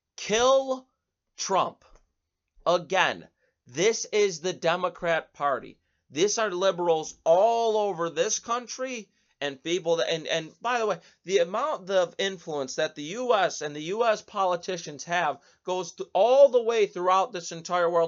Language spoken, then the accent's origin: English; Buffalo, New York, United States; right here in my hometown of Buffalo